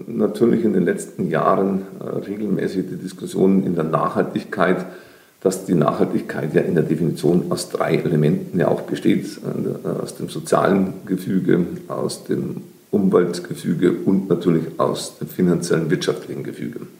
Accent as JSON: {"language": "German", "region": "Bavaria", "country": "Germany", "tie": "born or raised there", "said": "In Bayern, ich bin gerne in der Donau, ich bin an der Donau aufgewachsen. Dort gab es den Donaudurchbruch in Kielheim."}